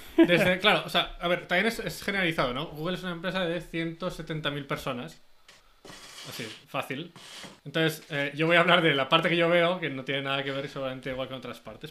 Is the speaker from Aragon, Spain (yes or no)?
yes; Zaragoza, Aragon, Spain; moved away as an adult; now in Silicon Valley, United States; soy de Zaragoza, pero llevo ya 12 años en Silicon Valley